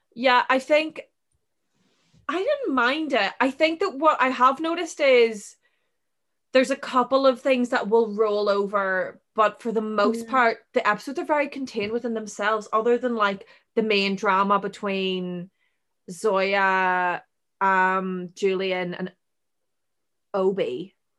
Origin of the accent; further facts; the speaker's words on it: Ireland; we're Irish